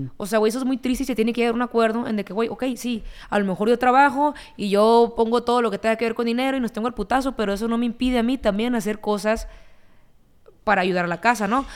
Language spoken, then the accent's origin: Spanish; Ciudad Obregón, Sonora, Mexico; crecí en Sonora, escuchando corridos